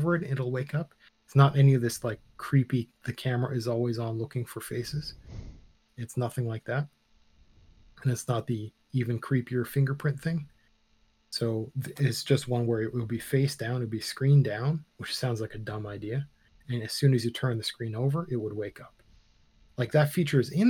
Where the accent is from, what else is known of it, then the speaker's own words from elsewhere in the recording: Canada; we're Canadian